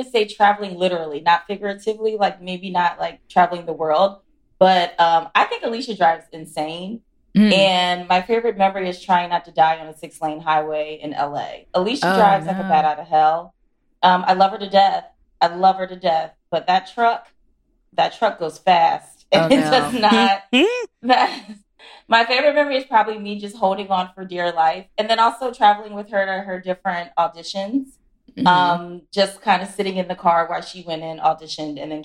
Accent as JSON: {"language": "English", "town": "Philadelphia", "region": "Pennsylvania", "country": "United States", "said": "I'm from Philly, so I'm like very Northeast"}